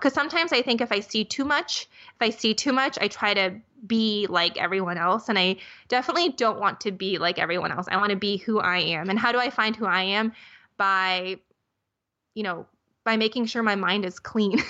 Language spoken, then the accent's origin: English; Minnesota, United States; I grew up in Minnesota